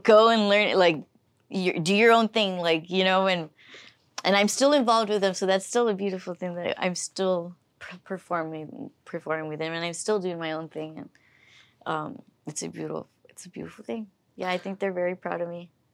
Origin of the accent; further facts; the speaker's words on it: Weslaco, Texas, United States; I was from Weslaco